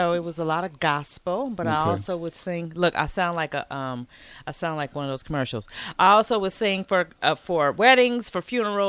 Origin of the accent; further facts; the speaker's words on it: Chicago, Illinois, United States; also born or lived in Dolton, Illinois; Grew up in Chicago, suburban area of Chicago.